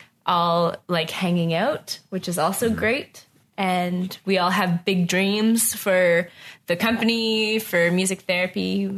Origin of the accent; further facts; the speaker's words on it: Atlantic Canada, Canada; now in Ottawa, Canada; But it's probably because I'm coming from the East Coast, which is small and doesn't have very much money, so it stays pretty much